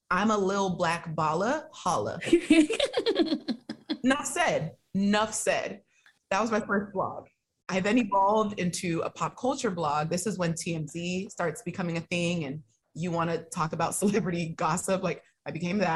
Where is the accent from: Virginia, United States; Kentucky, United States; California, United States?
California, United States; San Francisco Bay Area; growing up in the Bay Area